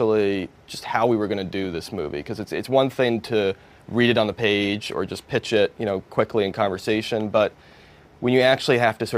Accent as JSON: {"language": "English", "region": "East Coast", "country": "United States", "tie": "born or raised there", "moved": "yes", "lives_now": "Los Angeles, United States", "said": "I grew up on the East Coast"}